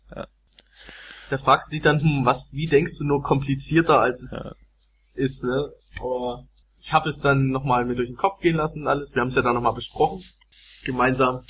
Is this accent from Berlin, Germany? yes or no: no; Saxony, Germany; now in Chemnitz, Germany; bei uns in Sachsen